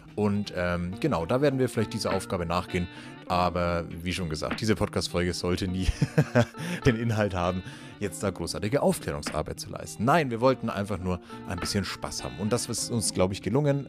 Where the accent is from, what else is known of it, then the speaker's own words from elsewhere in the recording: Nuremberg, Bavaria, Germany; bei uns in Nürnberg